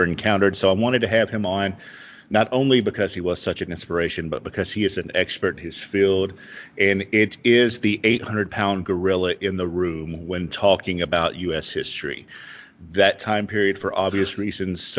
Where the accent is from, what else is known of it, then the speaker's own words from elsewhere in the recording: western Kentucky, United States; I grew up in the western part of Kentucky.